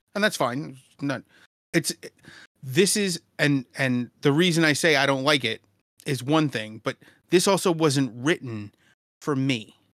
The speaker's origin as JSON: {"language": "English", "town": "New York City", "region": "New York", "country": "United States", "tie": "born or raised there", "said": "I grew up in Brooklyn in the nineties."}